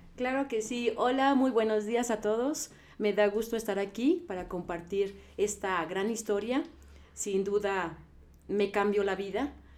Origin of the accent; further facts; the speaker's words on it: Puebla, Mexico; moved away as an adult; yo soy del estado de Puebla y allá el clima es diferente al de aquí. Entonces, eh, yo llegué aquí a los 18 años